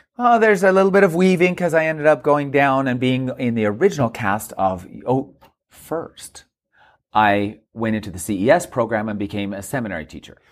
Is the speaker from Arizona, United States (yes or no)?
yes; Mesa, Arizona, United States; moved away as an adult; now in New York, United States; I was raised in Mesa, Arizona, and there were ten kids.